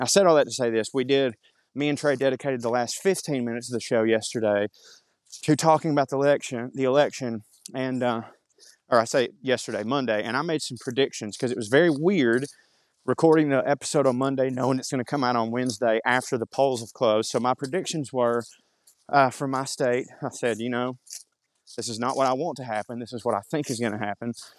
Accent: Marjorie Taylor Greene's district, Georgia, United States; around here in my hometown

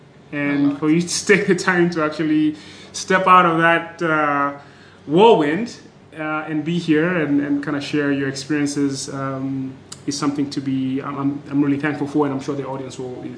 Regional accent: Nairobi, Kenya; moved away; also born or lived in United States; being a Nairobi baby

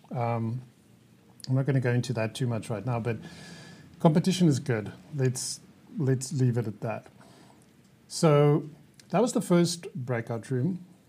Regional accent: South Africa; I'm from South Africa.

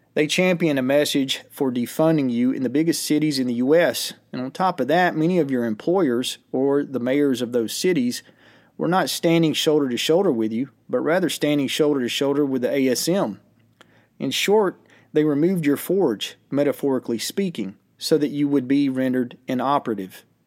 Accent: United States; as an American

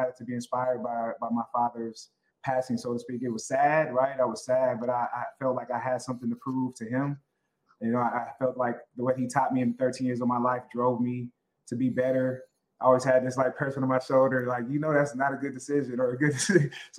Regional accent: Oakland, California, United States; also born or lived in Berkeley; I grew up in Oakland, went to high school and all my schooling in Berkeley. But I grew up and lived in Oakland, went to school in Berkeley. And so I'm a Bay Area kid all the way.

